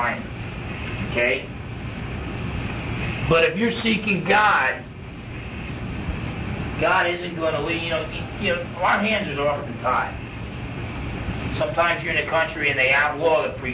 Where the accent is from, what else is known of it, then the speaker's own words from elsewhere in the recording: New Jersey, United States; I grew up in New Jersey, half Portuguese, half Italian